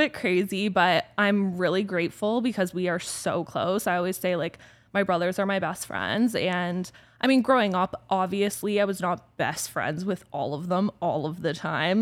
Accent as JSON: {"language": "English", "town": "Orangeville", "region": "Ontario", "country": "Canada", "tie": "born or raised there", "also_born_or_lived": "Toronto", "moved": "as an adult", "lives_now": "Calgary, Canada", "said": "this was how I was growing up in Orangeville"}